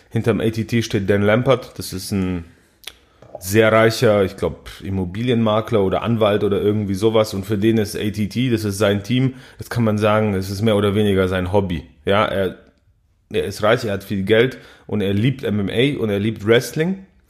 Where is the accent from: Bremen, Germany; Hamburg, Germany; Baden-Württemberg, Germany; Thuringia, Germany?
Baden-Württemberg, Germany; Balingen; Ich komme ja aus Balingen, das ist ein kleines Städtchen in der schwäbischen Provinz.